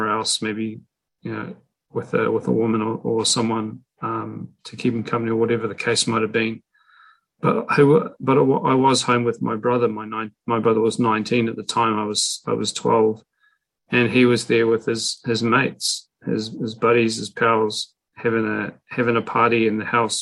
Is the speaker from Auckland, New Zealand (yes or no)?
no; Invercargill, Southland, New Zealand; moved away; my hometown, a place called Invercargill, New Zealand. I don't live there anymore, but I used to and grew up there.